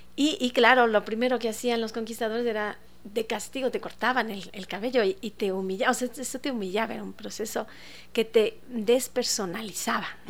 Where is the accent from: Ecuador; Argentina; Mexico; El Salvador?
Ecuador; como ecuatorianos